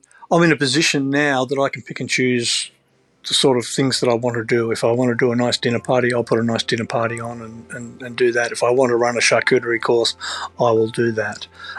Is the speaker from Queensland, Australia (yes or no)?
no; Sydney, New South Wales, Australia; I mean, I grew up Northern Beaches in Sydney, and moving down there, it's a more simplistic lifestyle.